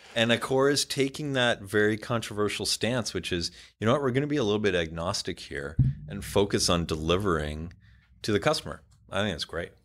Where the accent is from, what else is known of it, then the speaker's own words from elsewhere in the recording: Ottawa, Ontario, Canada; I grew up in Canada, very big Indian community, uh, where I grew up